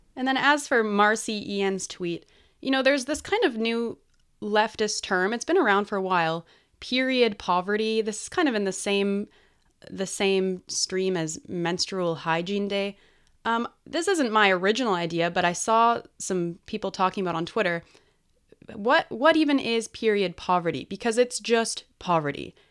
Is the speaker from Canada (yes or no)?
yes; British Columbia, Canada; I'm a British Columbian